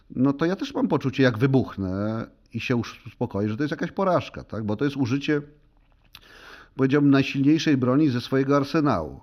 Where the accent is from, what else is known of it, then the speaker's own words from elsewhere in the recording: Poland; first language Polish; w moim ojczystym języku